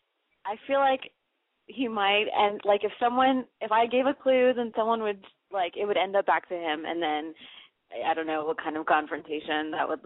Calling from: Arizona, United States; I'm calling from Arizona as well, actually.

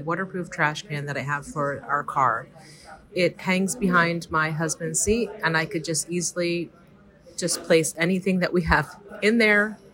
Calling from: New Jersey, United States; calling from New Jersey.

